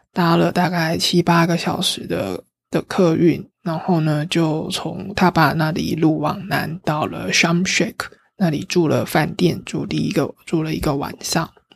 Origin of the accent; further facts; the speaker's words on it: Taiwan; 我也是来台，从台湾来的